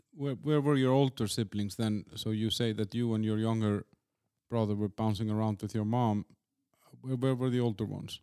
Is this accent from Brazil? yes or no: no; Iceland; I'm, I'm from Iceland